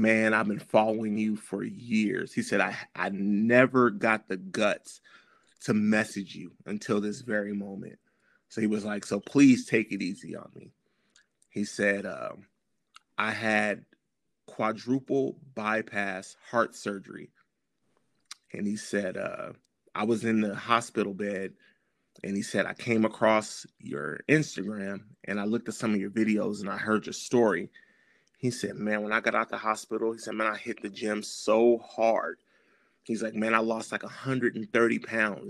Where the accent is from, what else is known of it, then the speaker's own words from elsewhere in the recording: Los Angeles, California, United States; I'm from South Central LA, so I'm a graffiti kid.